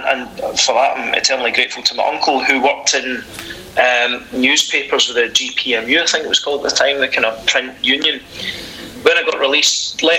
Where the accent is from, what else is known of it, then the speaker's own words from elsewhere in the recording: Glasgow, Scotland, United Kingdom; most kids growing up in the west of Scotland, I grew up in Castlemilk, which was a great upbringing